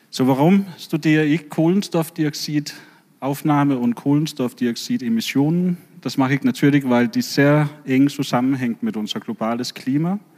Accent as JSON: {"language": "German", "country": "Denmark", "second_language": "German", "moved": "yes", "lives_now": "Bremen, Germany", "said": "dass ich komme ursprünglich aus Dänemark"}